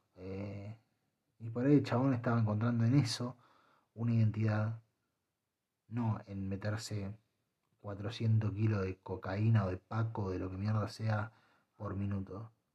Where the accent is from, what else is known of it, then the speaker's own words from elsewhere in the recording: Argentina; Yo soy argentino y estoy orgullosísimo de serlo